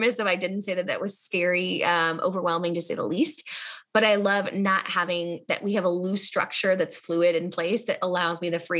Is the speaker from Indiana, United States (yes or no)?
yes; Indianapolis, Indiana, United States; I'm from Indianapolis